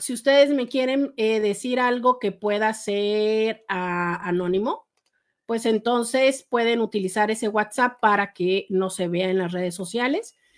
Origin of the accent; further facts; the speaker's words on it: Mexico; No, soy de México, vivo en la ciudad de Tijuana, en la frontera norte con Estados Unidos